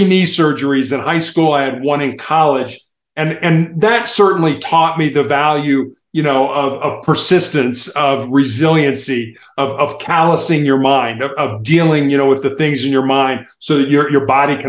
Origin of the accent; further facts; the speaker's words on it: United States; I am from the United States